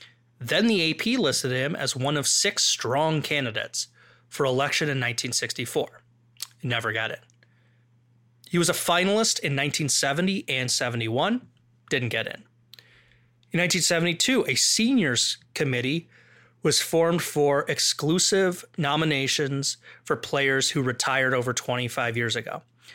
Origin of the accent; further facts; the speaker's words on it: Midwest, United States; accent: Midwestern; I think that's just my Midwestern accent.